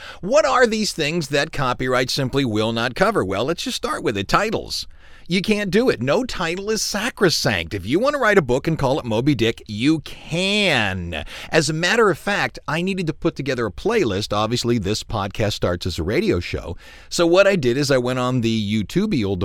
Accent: Cleveland, Ohio, United States; now in Louisiana, United States; I grew up in Cleveland

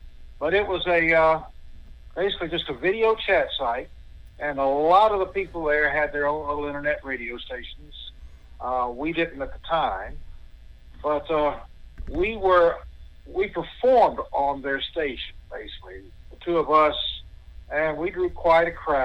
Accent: Sandhills, North Carolina, United States; I grew up in the Sand Hills side, lived in the beach side, Wellington, and finally have ended up migrating up here to the high country where it's a little bit cooler

